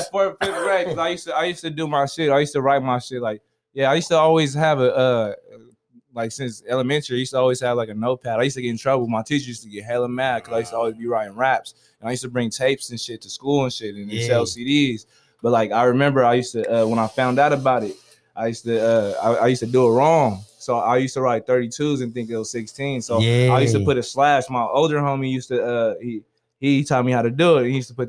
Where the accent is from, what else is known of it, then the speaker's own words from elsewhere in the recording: Stockton, California, United States; But I'm from Stockton, California.